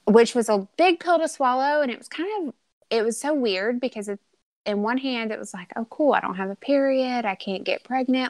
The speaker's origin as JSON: {"language": "English", "region": "Arkansas", "country": "United States", "tie": "born or raised there", "said": "born and raised in Arkansas."}